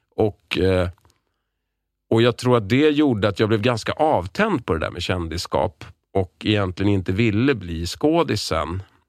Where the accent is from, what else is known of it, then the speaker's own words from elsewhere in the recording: Lidingö, Stockholm County, Sweden; Jag är uppvuxen på Lidingö